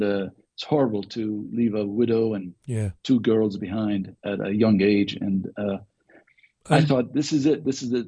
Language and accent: English; Beirut, Beirut Governorate, Lebanon; now in United States; Well, I was born in the Lebanon. {S0} Right. {S9} So I grew up in Beirut. And left in 1984.